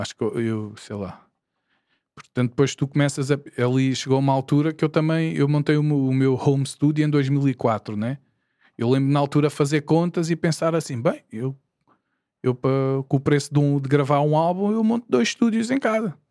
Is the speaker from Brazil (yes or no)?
no; Porto Salvo, Lisbon, Portugal; eu sou aqui de Porto Salvo